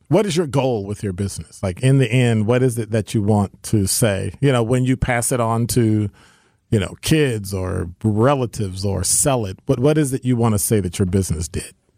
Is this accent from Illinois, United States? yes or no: yes; Chicago, Illinois, United States; moved away; I'm from Chicago